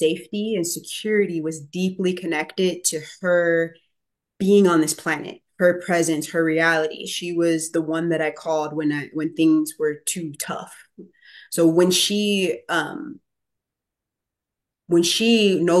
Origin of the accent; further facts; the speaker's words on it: Chicago, Illinois, United States; I'm from inner city Chicago. I was born in 1990. I grew up in Inglewood